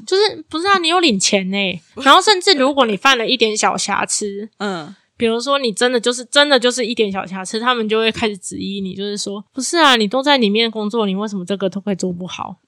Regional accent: Taiwan; 我身为这个国家的人，我身为一个台湾人

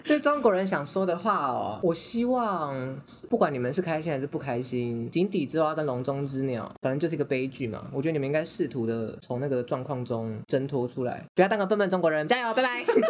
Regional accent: Taiwan; 我重新地看待台湾，重新看待我的家乡

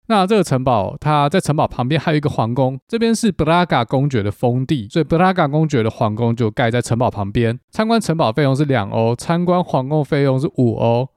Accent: Taiwan; 我们台湾人

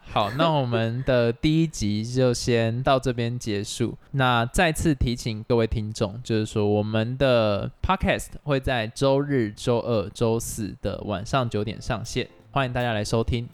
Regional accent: Taiwan; 我们台湾人会觉得说看电影，那我上网下载就好了

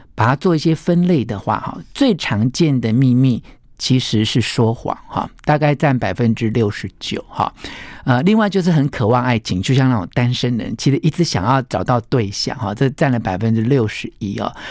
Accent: Taiwan; 我来自台湾

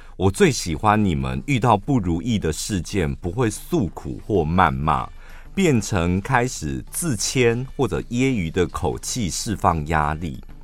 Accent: central Taiwan, Taiwan; 我们中部人

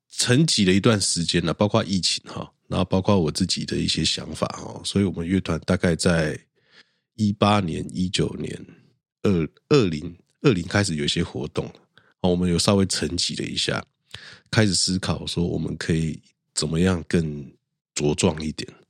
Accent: Yilan, Yilan County, Taiwan; 我的家乡宜兰

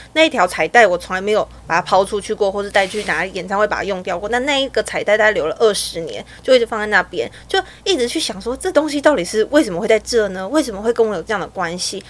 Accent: Taiwan; 我是台湾的极简主义者

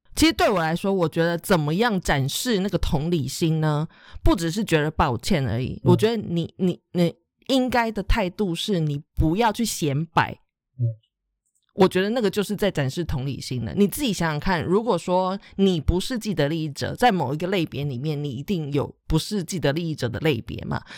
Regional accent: Taichung, Taiwan; 我是台中人

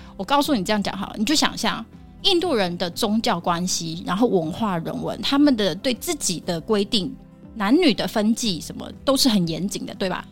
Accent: Taiwan; 我们台湾人的教育就是温良恭俭让

